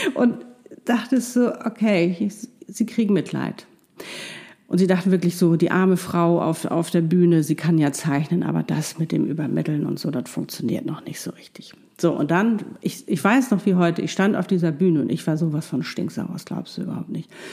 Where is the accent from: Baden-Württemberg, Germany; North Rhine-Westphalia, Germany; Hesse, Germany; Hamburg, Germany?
Hamburg, Germany; ich saß in meinem wunderschönen Loft in, ähm, in Hamburg, meine Heimatstadt